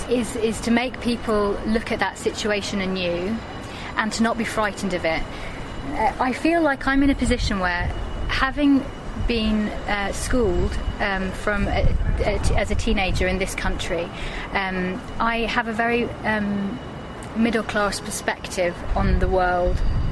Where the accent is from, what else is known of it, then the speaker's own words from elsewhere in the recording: Dubai, United Arab Emirates; because I am mixed race, because I'm Palestinian Irish, and but I did grow up in Dubai, and so I was around Arabic culture a lot